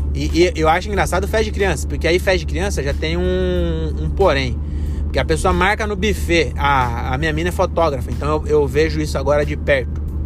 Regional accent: Brazil; Nós somos brasileiros

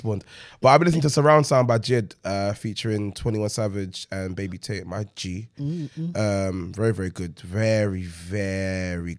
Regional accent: London, United Kingdom; I'm from Lewisham

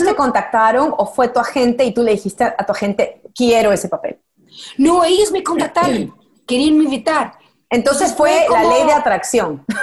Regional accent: Peru; Yo como peruana también me siento tan responsable, ¿no?

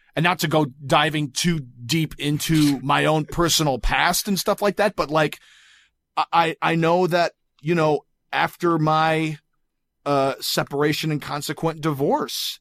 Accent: Grand Rapids, Michigan, United States; now in Los Angeles, United States; from Grand Rapids, Michigan originally

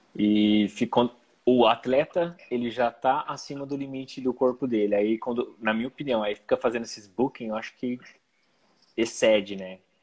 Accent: Ribeirão Preto, São Paulo, Brazil; eu cresci aqui em Ribeirão

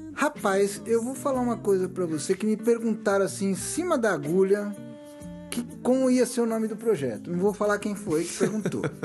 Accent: Brazil; nós brasileiros

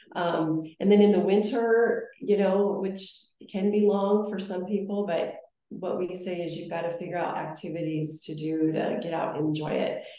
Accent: Billings, Montana, United States; now in Bozeman, United States; I born and raised in Billings, Montana, and um, came to Bozeman in 1990 to attend Montana State University

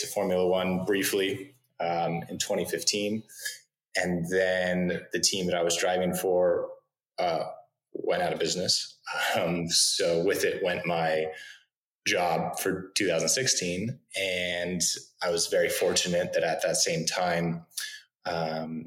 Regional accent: Northern California, United States; I grew up in Northern California.

